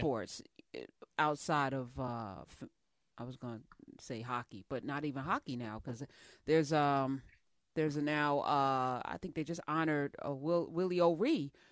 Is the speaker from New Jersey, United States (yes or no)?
yes; New Jersey, United States; I grew up in Jersey